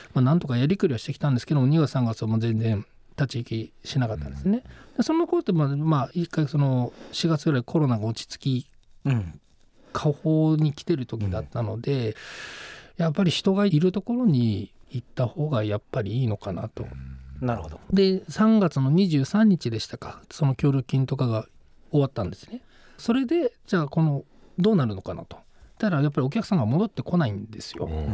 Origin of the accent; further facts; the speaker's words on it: Akita, Japan; now in Tokyo, Japan; 僕あの秋田県出身なんですけど、